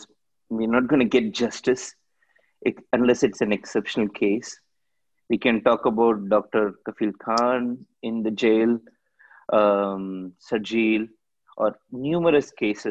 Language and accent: English; India; moved away; Growing up in India, I think for at least 10 years, 10, 15 years, as long as I can remember